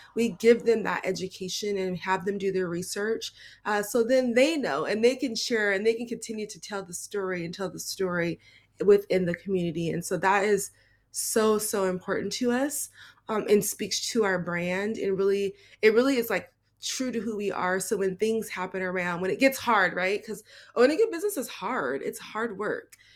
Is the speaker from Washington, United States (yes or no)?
yes; Seattle, Washington, United States; I am born and raised in Seattle, um, I stayed here my whole